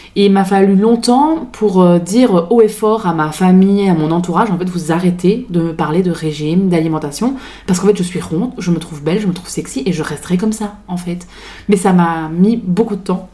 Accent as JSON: {"language": "French", "country": "Belgium", "accent": "Belgian", "moved": "yes", "lives_now": "France", "said": "je suis belge d'origine, je le dis parce que du coup, il y a un petit accent, je me moque pas des Belges, je le suis"}